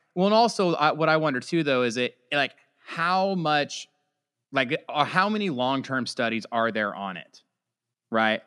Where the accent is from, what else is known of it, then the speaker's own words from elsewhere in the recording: California, United States; we're just both from California.